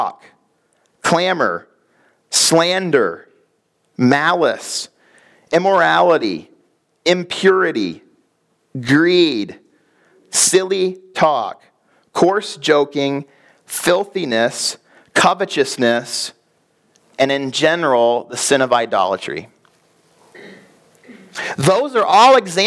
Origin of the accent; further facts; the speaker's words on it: Chicago, Illinois, United States; We grew up in Chicago